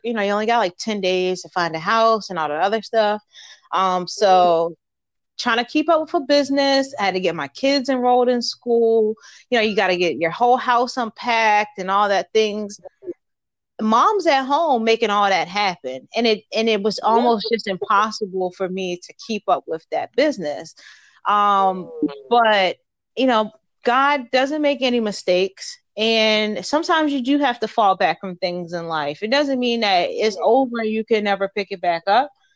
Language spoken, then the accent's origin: English; Baltimore, Maryland, United States; moved away as an adult; now in Fort Knox, United States; I am originally from Baltimore, Maryland.